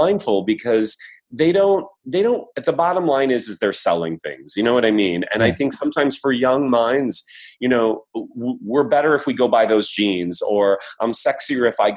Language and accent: English; Midwest, United States; growing up in the Midwest